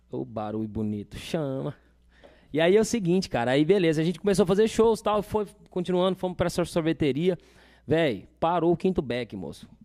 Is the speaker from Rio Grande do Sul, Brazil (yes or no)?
yes; Machadinho, Rio Grande do Sul, Brazil; Falei, velho, vim do Machadinho tocava lá na, to, toco na noite lá e, e trabalhava numa agropecuária